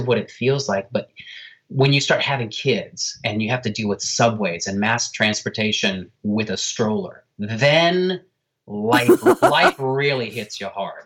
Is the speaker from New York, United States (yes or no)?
yes; New York City, New York, United States; as a New Yorker